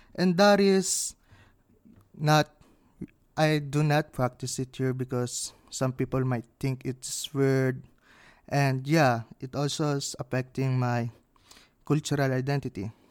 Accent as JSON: {"language": "English", "country": "Philippines", "moved": "yes", "lives_now": "Canada", "said": "my, uh, culture here as a Filipino"}